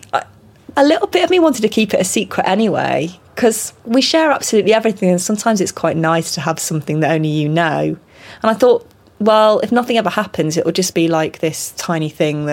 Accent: Salford, North West England, United Kingdom; also born or lived in Tokyo, Japan; I was born in Tokyo and I was raised in Salford, which is near Manchester.

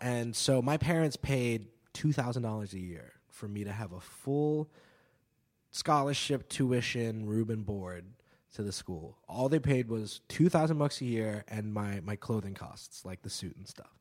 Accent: New York City, New York, United States; also born or lived in New Zealand; I am from New York City. I am from, uh, downtown New York in Greenwich Village, West Village

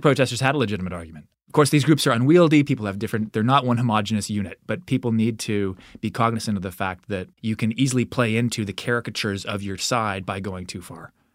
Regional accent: Alberta, Canada; I grew up in Alberta

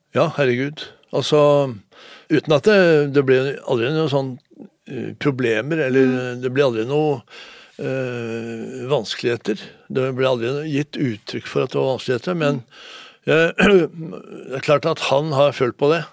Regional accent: Oslo, Norway; also born or lived in Moss; jeg var fem, og min bror Jan var syv når vi flytta fra Moss til, til Lambertseter

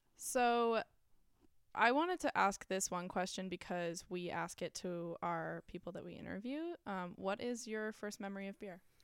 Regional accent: North Shore, Massachusetts, United States; we are from the North Shore, Massachusetts

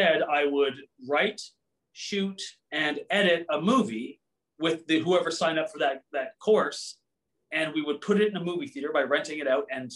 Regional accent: Cambridge, Ontario, Canada; I grew up in the Cambridge Kitchener area

